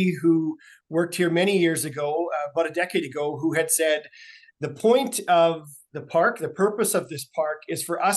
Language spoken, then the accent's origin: English; Saskatoon, Saskatchewan, Canada; I grew up in Saskatoon